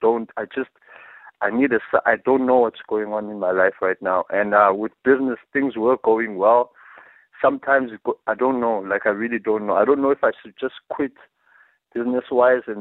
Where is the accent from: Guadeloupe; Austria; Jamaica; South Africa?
South Africa; Peddie, Eastern Cape; now in East London, South Africa; I'm from the Eastern Cape, East London. I'm originally from Teddy